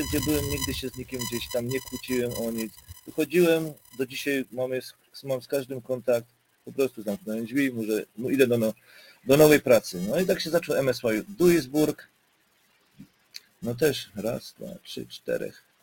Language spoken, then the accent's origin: Polish; Silesian Voivodeship, Poland; now in Germany; Pochodzę ze Śląska i trafiłem na ten rurpot tam, nie?